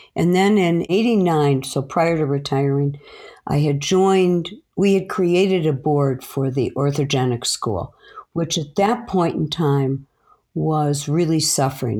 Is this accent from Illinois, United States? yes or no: yes; Chicago, Illinois, United States; I grew up in a small community in the north side of Chicago.